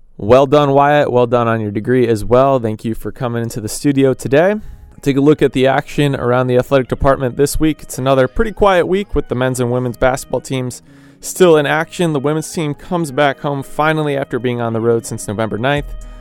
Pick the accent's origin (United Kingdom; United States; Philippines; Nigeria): United States; Chicago, Illinois; moved away; I grew up in Chicago